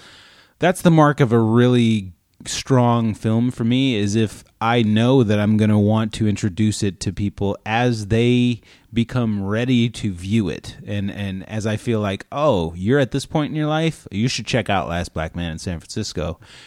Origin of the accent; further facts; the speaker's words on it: Canada; I am Canadian.